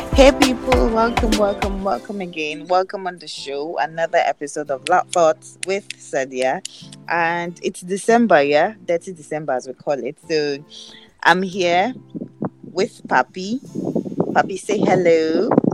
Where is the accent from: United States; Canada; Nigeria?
Nigeria; as a Nigerian